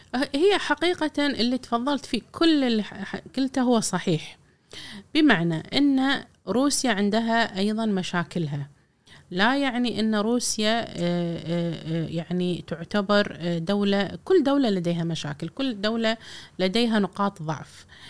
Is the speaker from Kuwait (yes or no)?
yes; Kuwait; إحنا ككويتيين